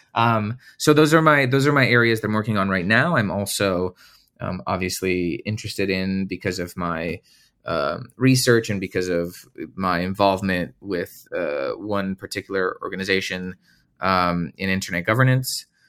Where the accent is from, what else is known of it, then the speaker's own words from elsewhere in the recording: Romania; moved away as an adult; now in United States; I'm originally from Romania, and I wanted to come to the U S and, uh, study